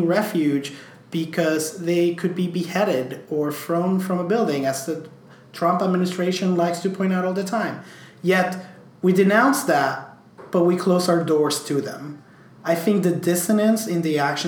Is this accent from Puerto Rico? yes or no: yes; Puerto Rico; also born or lived in New York; I could not be prouder as a Puerto Rican